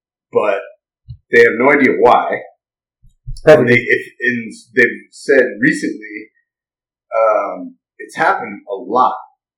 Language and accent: English; New England, United States; moved away; also born or lived in California; Okay, spent a lot of time in California, but I grew up in New England, the whitest place on earth.